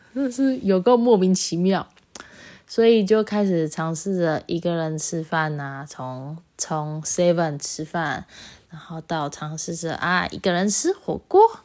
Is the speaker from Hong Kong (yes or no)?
no; Taichung, Taiwan; 我是台中人，所以高中的时候很常，很常搭公车